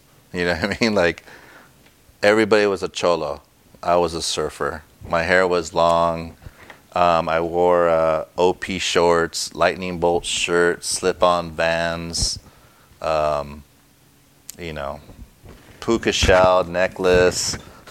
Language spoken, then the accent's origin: English; Los Angeles, California, United States; I was born in East L.A.